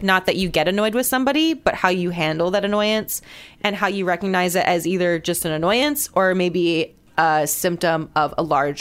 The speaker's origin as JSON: {"language": "English", "country": "Guam", "also_born_or_lived": "Gainesville, Florida", "moved": "yes", "lives_now": "Atlanta, United States", "said": "I'm from Guam, so I'm not from this landmass. I'm from a completely different like culture"}